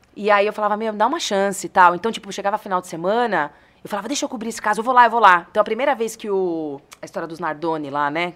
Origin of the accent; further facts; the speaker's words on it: Bariri, São Paulo, Brazil; moved away; eu sou nascida em São Paulo mesmo. Mas Legal. a minha família, e onde eu fui praticamente criada na minha infância, é de Bariri, que é uma cidade pertinho de Jaú, ali, região de Bauru